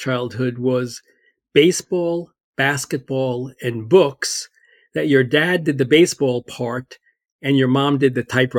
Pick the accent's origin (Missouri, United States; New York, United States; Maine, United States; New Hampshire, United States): New York, United States; I grew up in New York.